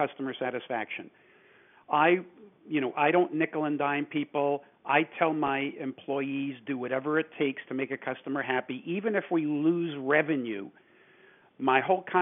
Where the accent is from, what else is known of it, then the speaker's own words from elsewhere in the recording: New York City, New York, United States; moved away; also born or lived in California; I was born and raised in New York City